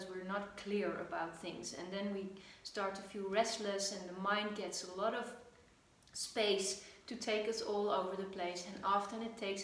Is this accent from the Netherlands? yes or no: yes; Netherlands; I am from the Netherlands